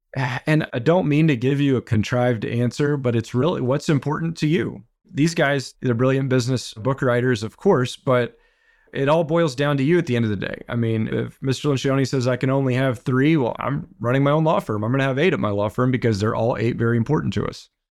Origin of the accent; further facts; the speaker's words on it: Beaumont, Texas, United States; also born or lived in Houston, Texas; I grew up in Beaumont, Texas.